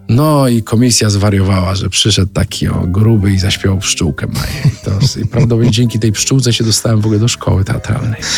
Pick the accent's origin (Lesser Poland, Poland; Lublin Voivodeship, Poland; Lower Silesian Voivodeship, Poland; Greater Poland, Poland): Lower Silesian Voivodeship, Poland; Brzeg Dolny; w brzegu dolnym, małym miasteczku pod Wrocławiem